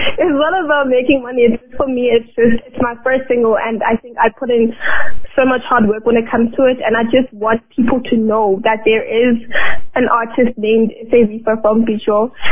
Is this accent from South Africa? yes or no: yes; South Africa; I'm from South Africa